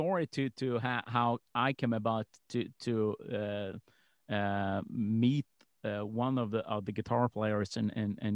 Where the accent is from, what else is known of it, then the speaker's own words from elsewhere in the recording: Malmö, Skåne, Sweden; I grew up in Malmo